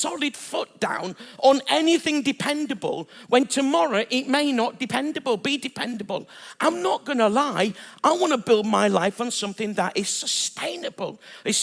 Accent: Bradford, Yorkshire and the Humber, United Kingdom; moved away; I'm originally from Bradford

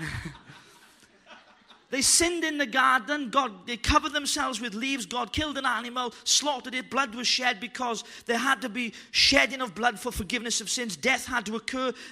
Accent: Wales, United Kingdom; I'm Welsh

